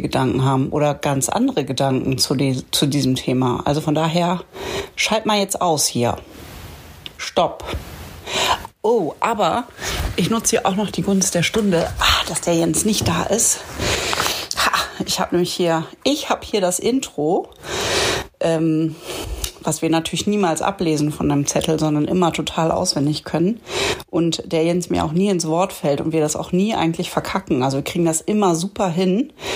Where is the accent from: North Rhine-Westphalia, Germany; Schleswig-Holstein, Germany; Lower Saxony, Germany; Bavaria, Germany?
Lower Saxony, Germany; Achim; moved away as an adult; also born or lived in Bremen / Munich / Düsseldorf / Berlin; now in Lötz, Germany; aufgewachsen bin ich ja in Achim bei Bremen